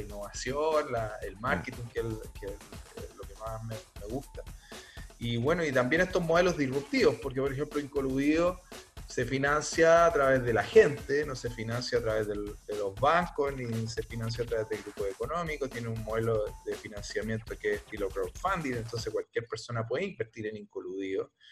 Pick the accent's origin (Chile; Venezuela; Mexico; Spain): Chile; somos chilenos